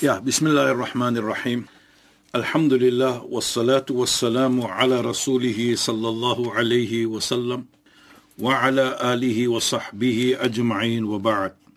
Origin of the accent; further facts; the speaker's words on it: South Africa; ek as 'n Suid-Afrikaner